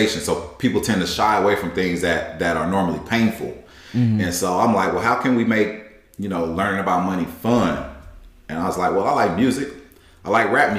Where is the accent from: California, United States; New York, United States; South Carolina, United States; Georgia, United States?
South Carolina, United States; Newberry; now in Silicon Valley, United States; I grew up in Newberry, South Carolina, very small town